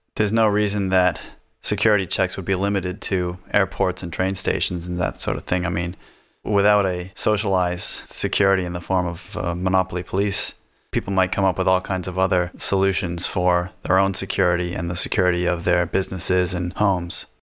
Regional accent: New Hampshire, United States; we're from New Hampshire, which has no state sales tax or income tax

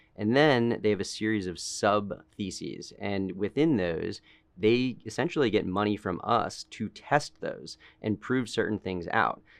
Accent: Boston, Massachusetts, United States; moved away; I'm from Boston originally, grew up in a family of entrepreneurs

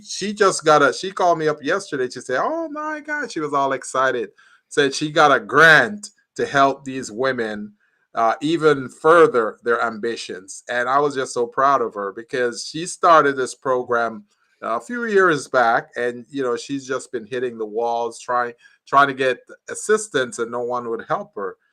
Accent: Jamaica; moved away; I'm from Jamaica, so I'm very familiar with load, sharing

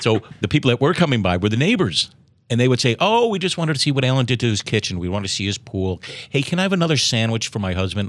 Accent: Chicago, Illinois, United States; now in San Diego, United States; both of us, both of us growing up in Chicago

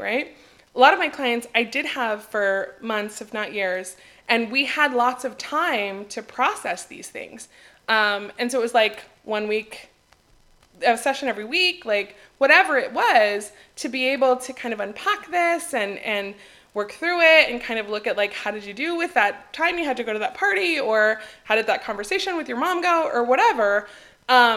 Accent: United States; moved away as an adult; now in Greece; as an American

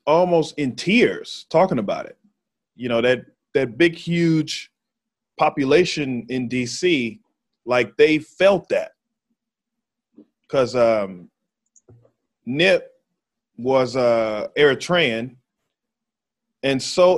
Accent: Texas, United States

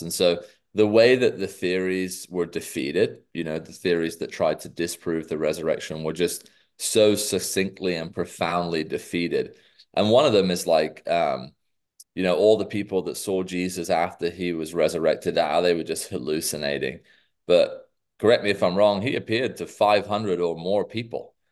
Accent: England, United Kingdom; moved away as an adult; now in United States; as a Brit

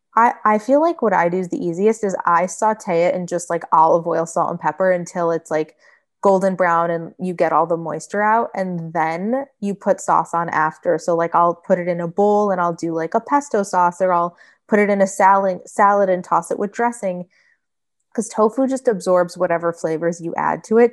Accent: Michigan, United States; moved away as an adult; now in Florida, United States; I grew up in Michigan.

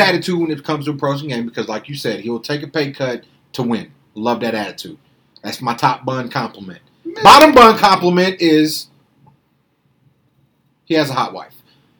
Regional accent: Chicago, Illinois, United States; I guess the Bears because I'm from Chicago

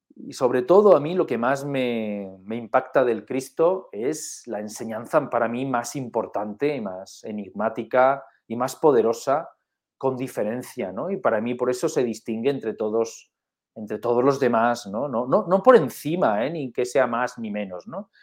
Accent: Spain; somos españoles

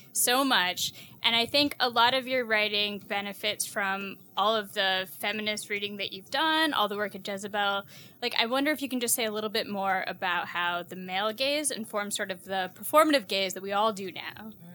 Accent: Houston, Texas, United States; I'm also from Houston

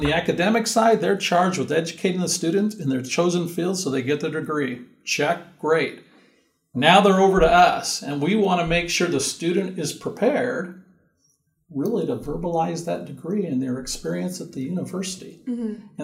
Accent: Orange County, California, United States; moved away as an adult; also born or lived in Moreno Valley; now in Riverside, United States; So I grew up in Orange

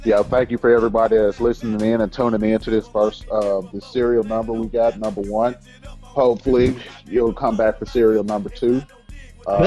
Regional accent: Memphis, Tennessee, United States; moved away as an adult; now in Houston, United States; We're all from Memphis. I live in Houston now, but we all are from Memphis. We all went to the same high school

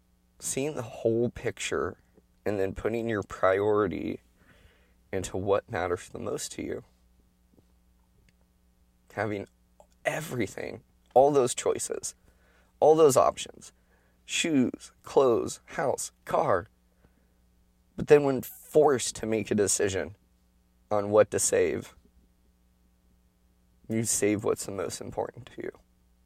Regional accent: Oregon, United States; And that's kind of been a normal thing growing up in Oregon.

